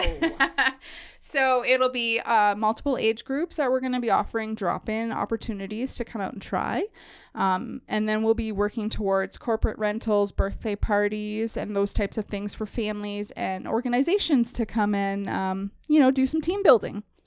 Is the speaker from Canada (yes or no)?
yes; northwestern Ontario, Canada; moved away as an adult; also born or lived in Gaspé, Quebec; now in Gravenhurst, Canada; I was born in Gaspé, um, and then moved to a small town in northwestern Ontario when I was younger. Um, grew up there